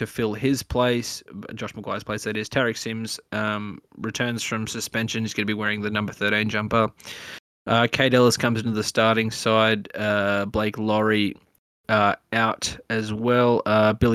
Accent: Queensland, Australia; I'm from Queensland

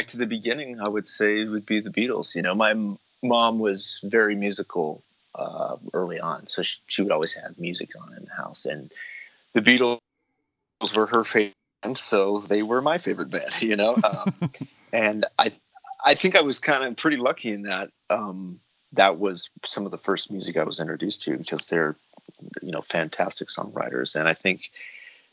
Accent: Los Angeles, California, United States; also born or lived in San Diego; I grew up in Los Angeles and in San Diego, so you're always driving

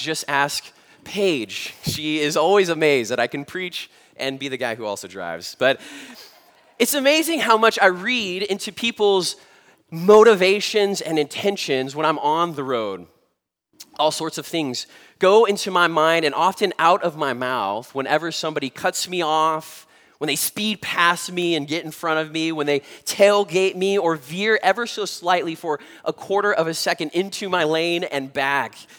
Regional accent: Southern California, United States; having been born and raised in Southern California

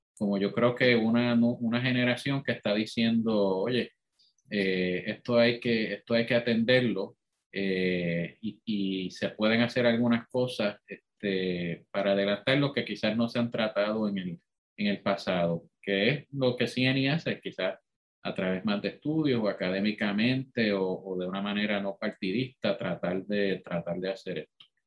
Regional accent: Puerto Rico; somos puertorriqueños, somos una nación

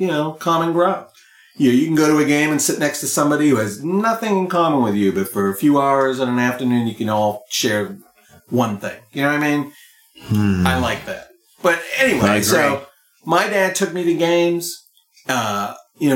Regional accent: Boston, Massachusetts, United States; when I was a kid growing up in the Boston area

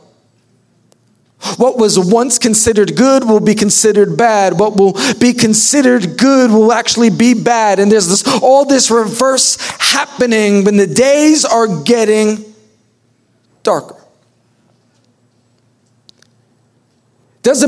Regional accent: New York, United States; I am from New York

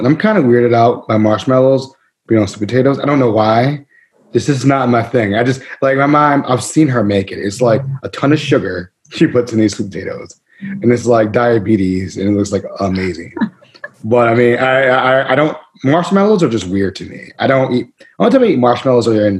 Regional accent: Mid-Atlantic, United States; I'm from the Mid Atlantic

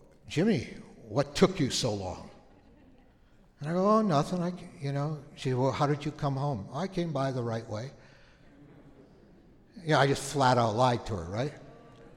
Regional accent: Thunder Bay, Ontario, Canada; moved away; We grew up in Canada, on the north side of the Lake Superior called Thunder Bay

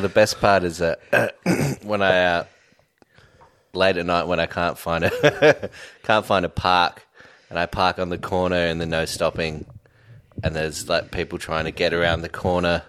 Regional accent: Sydney, New South Wales, Australia; also born or lived in Redfern / Glebe / Newtown; I grew up in Homebush.

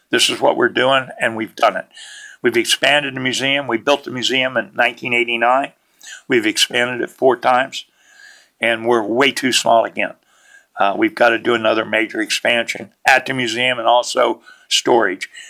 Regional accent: Route 15, near Williams Grove, Pennsylvania, United States; I was born and raised on Route 15, four miles from Williams Grove.

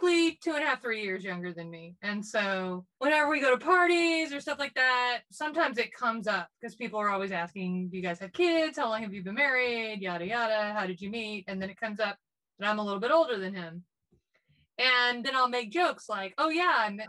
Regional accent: Texas, United States; we're from Texas

